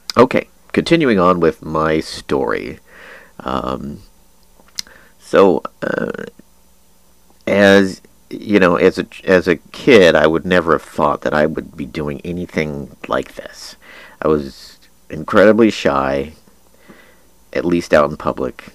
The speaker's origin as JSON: {"language": "English", "town": "Junction City", "region": "Kansas", "country": "United States", "tie": "born or raised there", "also_born_or_lived": "Chinon, France", "said": "after I grew up in Junction City, I graduated from St. Xavier's High School"}